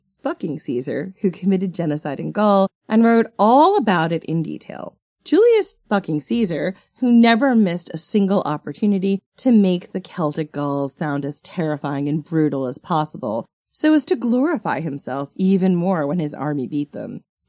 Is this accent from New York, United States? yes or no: yes; Long Island, New York, United States; accent: mid-Atlantic; I am definitely from Long Island, but I've got this weird mid-Atlantic accent most of the time.